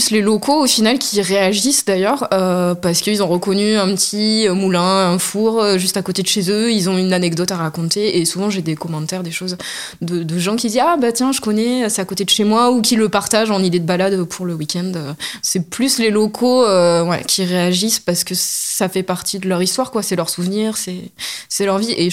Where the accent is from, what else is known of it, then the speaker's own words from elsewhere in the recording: Corrèze, Nouvelle-Aquitaine, France; moved away as an adult; now in Aveyron, France; Je suis néo-aveyronaise, je suis originaire de la Corrèze et je suis arrivée il y a un peu plus de deux ans maintenant bah, pour des raisons familiales.